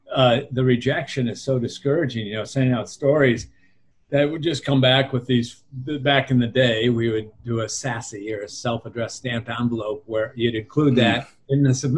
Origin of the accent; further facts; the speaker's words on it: Wayzata, Minnesota, United States; I was growing up in Wayzata, Minnesota, a suburb of Minneapolis